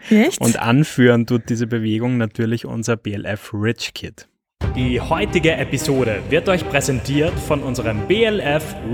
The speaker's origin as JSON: {"language": "German", "country": "Austria", "said": "ich lerne selbst als Österreicher immer wieder neue äh, Wörter von dir."}